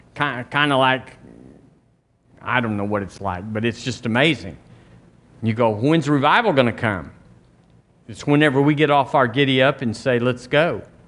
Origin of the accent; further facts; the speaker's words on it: United States; I'm an American